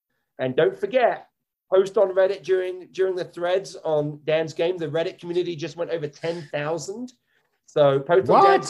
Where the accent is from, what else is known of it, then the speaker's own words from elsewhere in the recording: United Kingdom; I was born an American. I have a U.S. I was born in the U.K., but I had a U.S. birth certificate before I had a U.K. birth certificate.